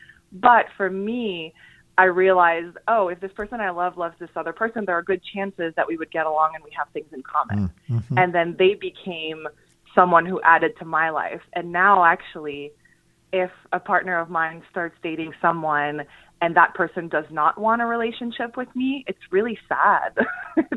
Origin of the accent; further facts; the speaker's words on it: Montreal, Quebec, Canada; now in New York City, United States; I'm from Montreal originally. I moved to New York City